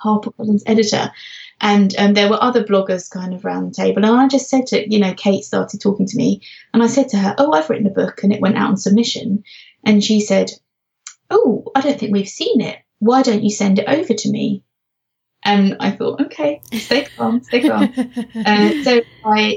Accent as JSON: {"language": "English", "region": "London", "country": "United Kingdom", "moved": "yes", "lives_now": "Norfolk, United Kingdom", "said": "I come from London, but I now live in Norfolk"}